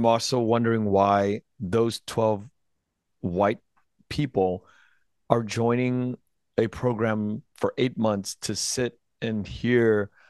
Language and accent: English; United States; I was born in the United States 48 years ago.